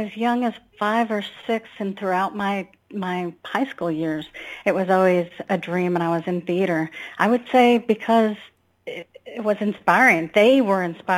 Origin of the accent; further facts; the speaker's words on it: a little town in Northeast Texas, United States; also born or lived in Austin, Texas; I moved to Austin from my hometown, a little town in Northeast Texas.